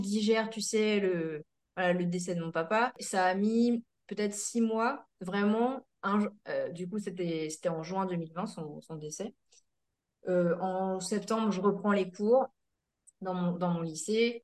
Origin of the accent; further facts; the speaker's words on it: Seine-Maritime, Normandy, France; Je suis euh, du coup originaire de Seine-Maritime entre Le Havre et Rouen